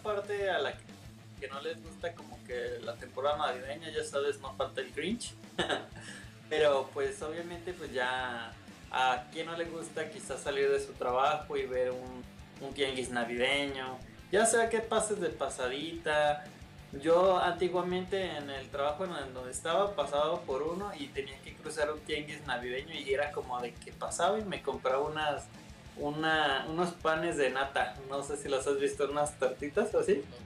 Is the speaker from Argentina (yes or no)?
no; Mexico; como todo mexicano